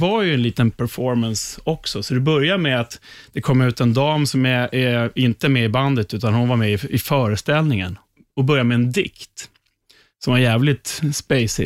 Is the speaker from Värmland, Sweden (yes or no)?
no; Upplands Väsby, Stockholm County, Sweden; jag var där med lite gamla Väsbykompisar för vi är ju från Väsby